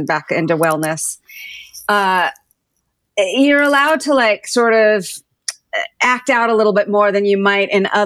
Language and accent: English; Southern California, United States; moved away as an adult; also born or lived in San Francisco / New York; I grew up in Southern California